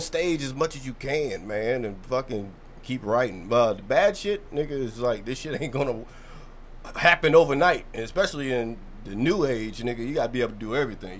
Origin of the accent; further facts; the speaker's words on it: Louisville, Kentucky, United States; moved away as an adult; now in Baltimore, United States; I'm from Kentucky. I'm from Louisville